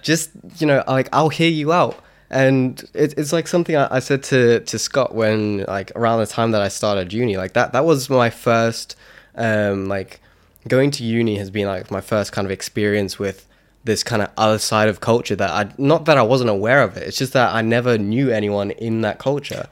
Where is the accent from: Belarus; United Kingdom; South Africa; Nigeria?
South Africa; I'm South African